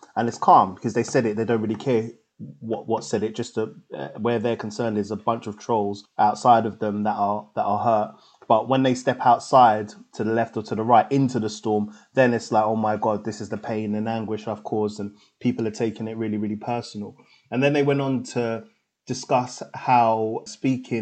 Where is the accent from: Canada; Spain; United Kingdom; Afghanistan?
United Kingdom; London; I grew up in Tottenham.